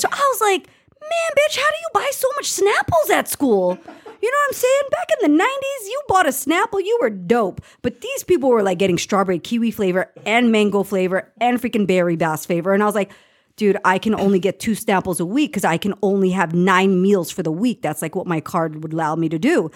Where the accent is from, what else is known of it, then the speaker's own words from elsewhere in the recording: Los Angeles, California, United States; I grew up in Los Angeles